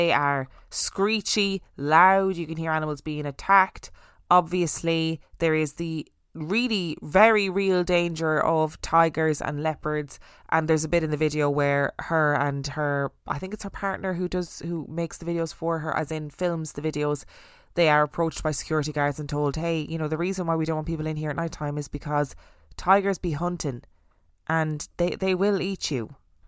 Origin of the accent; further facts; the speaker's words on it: Alwar, Rajasthan, India; I am from Alwar, and Bhangarh is in the municipality of Alwar district. Since childhood, I have heard various stories about Bhangarh